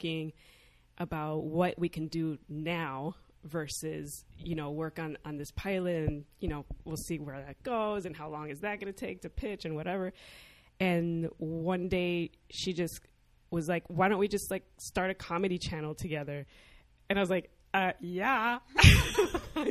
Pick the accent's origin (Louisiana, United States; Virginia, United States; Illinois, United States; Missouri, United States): Illinois, United States; Chicago; I grew up in Chicago. I'm second generation.